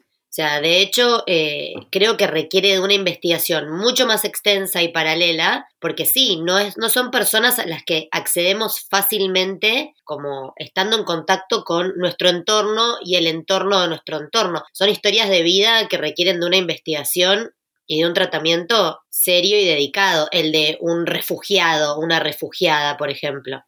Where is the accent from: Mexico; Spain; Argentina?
Argentina